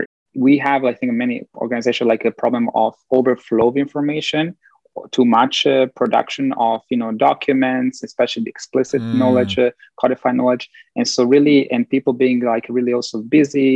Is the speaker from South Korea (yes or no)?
no; Italy; moved away; also born or lived in Bosnia and Herzegovina / Belgium / United States; growing up in Italy, getting to know this like way of thinking, which is more Latin, Southern European